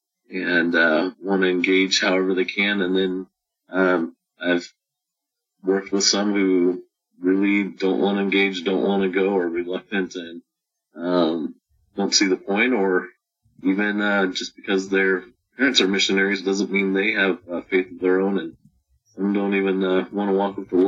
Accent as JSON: {"language": "English", "region": "California", "country": "United States", "tie": "born or raised there", "moved": "as an adult", "lives_now": "Waxhaw, United States", "said": "I grew up in California, so I call California my home. That's where I've lived most of my life."}